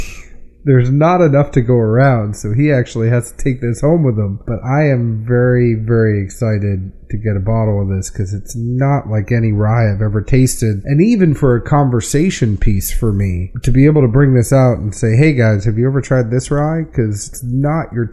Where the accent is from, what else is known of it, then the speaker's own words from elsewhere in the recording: New England, United States; moved away; I'm from New England